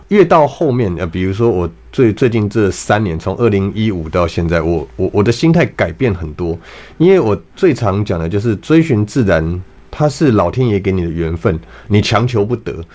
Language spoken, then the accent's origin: Chinese; Taipei, Taiwan; 我小时候在， 在台北市长大，那大概四十，三十几年前，四十年前的时候